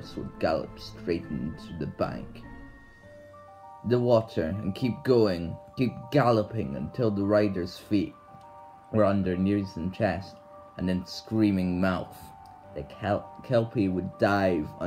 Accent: Scotland, United Kingdom; I come from Scotland

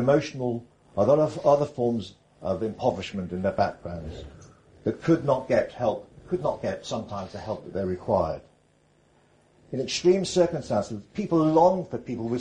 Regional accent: North Wales, United Kingdom; I grew up in North Wales

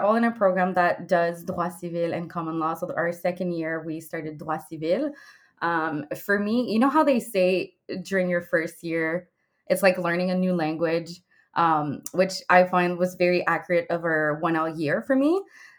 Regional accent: Quebec, Canada; moved away as an adult; also born or lived in Ottawa; I'm from Quebec, so I did Cégep.

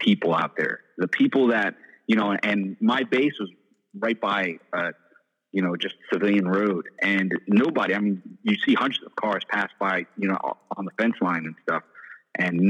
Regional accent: New York City, New York, United States; I was born and raised in New York City

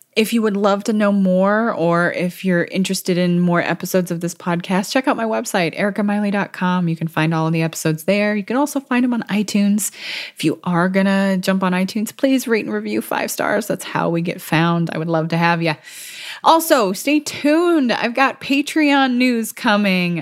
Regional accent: California, United States; moved away; I'm thousands of miles away from my home state, which is California

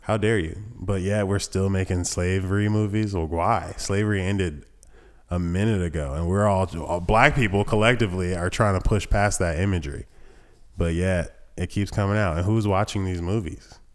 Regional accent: Thomasville, United States; I was born in Thomasville

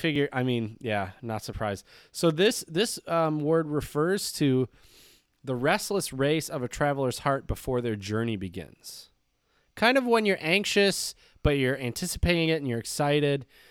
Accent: United States; I am American

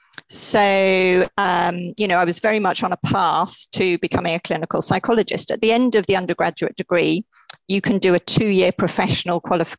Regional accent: Wales, United Kingdom; and brought up in Wales. Did I tell you that?

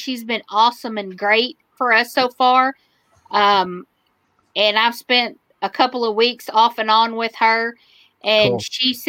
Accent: Cisco, Texas, United States; Cisco was my hometown growing up. I was born and raised there.

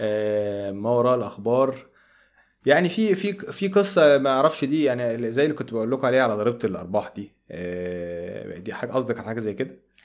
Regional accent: Egypt; أنا كمواطن مصري بسيط

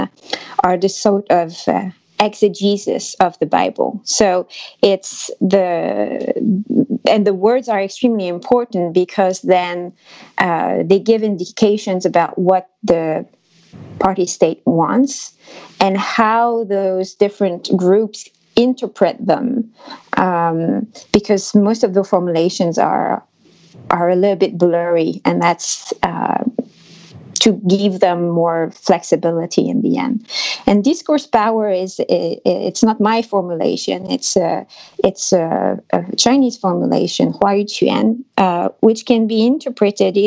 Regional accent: France; accent: French; English is a second language; my French accent

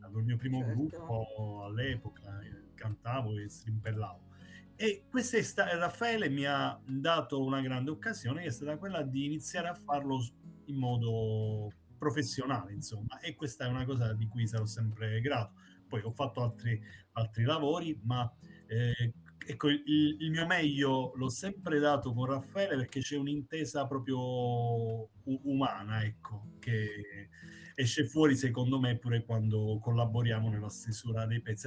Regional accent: Basilicata, Italy; rischiavo di lasciare la Basilicata

